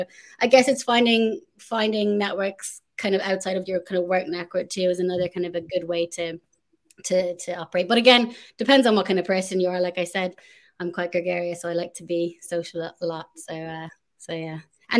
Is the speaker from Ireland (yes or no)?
yes; Ireland; I'm Irish